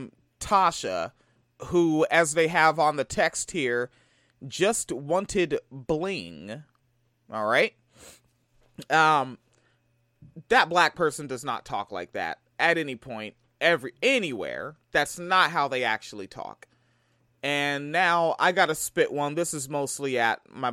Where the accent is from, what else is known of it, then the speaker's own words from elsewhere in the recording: Tacoma, Washington, United States; Niggas like me from Tacoma, the town.